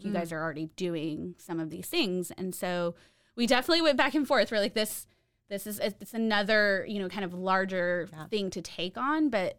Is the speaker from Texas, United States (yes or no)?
yes; San Antonio, Texas, United States; now in Waco, United States; San Antonio.